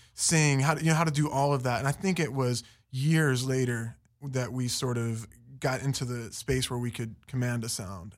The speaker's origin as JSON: {"language": "English", "town": "Fairmont", "region": "West Virginia", "country": "United States", "tie": "born or raised there", "also_born_or_lived": "Florida / Las Vegas / New York", "moved": "yes", "lives_now": "Los Angeles, United States", "said": "Fairmont, West Virginia."}